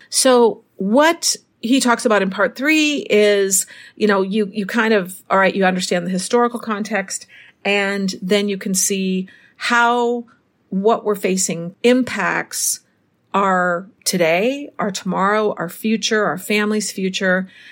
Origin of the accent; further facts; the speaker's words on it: Minnesota, United States; now in Mexico; Minnesota, my hometown